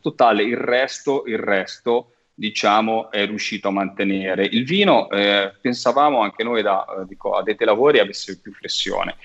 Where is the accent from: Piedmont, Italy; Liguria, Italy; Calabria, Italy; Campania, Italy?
Liguria, Italy; Cinque Terre; io da Ligure, da, eh, mm, da cittadino, da popolo, da da residente ligure, soprattutto di tradizione delle Cinque Terre